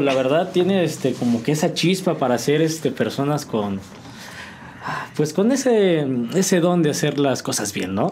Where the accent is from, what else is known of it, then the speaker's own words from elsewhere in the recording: San Juan del Río, Querétaro, Mexico; soy originario de aquí, de San Juan del Río Querétaro.